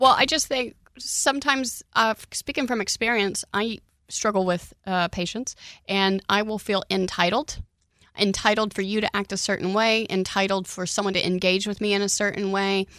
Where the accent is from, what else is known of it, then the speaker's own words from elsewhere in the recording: Oklahoma, United States; now in Houston, United States; I grew up in Oklahoma